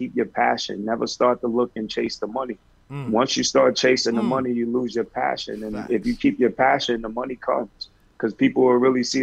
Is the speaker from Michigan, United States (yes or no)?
no; New York City, New York, United States; the one thing that I take from Harlem and growing up in Harlem and being from Harlem